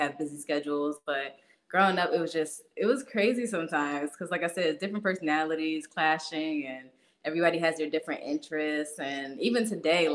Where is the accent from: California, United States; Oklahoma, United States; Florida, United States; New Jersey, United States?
New Jersey, United States; Hightstown; moved away as an adult; also born or lived in Trenton, New Jersey / Pennsylvania; now in Virginia, United States; I was raised in Hightstown, which is like the Princeton area